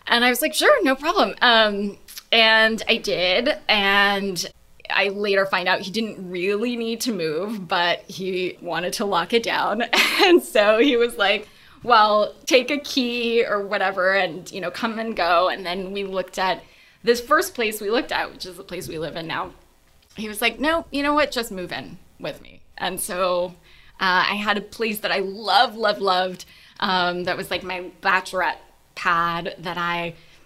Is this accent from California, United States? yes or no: yes; Los Angeles, California, United States; moved away; also born or lived in New York; I grew up in LA, and I lived in 10 cities since then.